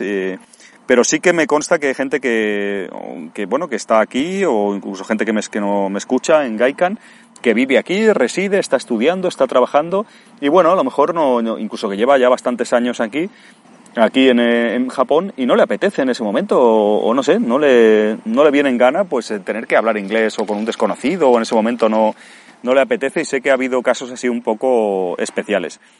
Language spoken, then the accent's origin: Spanish; Spain; moved away